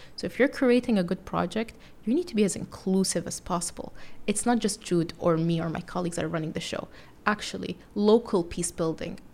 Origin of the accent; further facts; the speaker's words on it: Saudi Arabia; moved away as an adult; also born or lived in United Kingdom / California; now in New York City, United States; Being from Saudi Arabia, I grew up around Muslims all the time